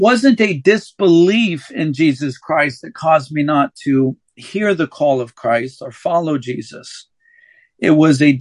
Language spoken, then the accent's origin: English; St. Louis, Missouri, United States; also born or lived in Palmdale, California; I was raised in St. Louis, Missouri, though I was born in California, in Palmdale, California. We moved to Missouri when I was 3 years old